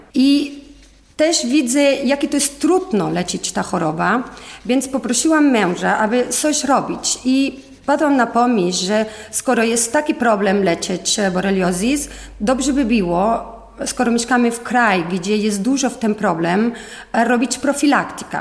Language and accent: Polish; Spain; Polish is a second language; moved away as an adult; now in Poland; Jestem Hiszpanka, mieszkam w Polsce już 20 lat